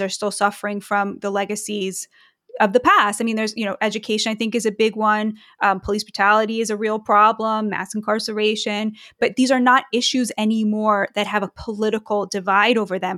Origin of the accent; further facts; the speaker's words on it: United States; both as an American and as a Jewish person